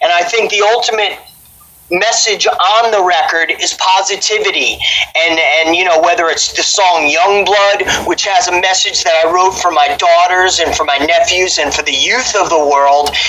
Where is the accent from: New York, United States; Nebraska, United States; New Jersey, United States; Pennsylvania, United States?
New Jersey, United States; Paramus; I'm from Paramus, New Jersey